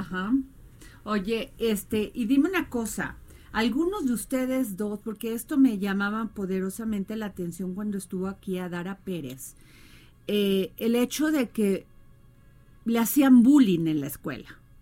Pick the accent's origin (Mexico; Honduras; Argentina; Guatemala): Mexico; soy mexicana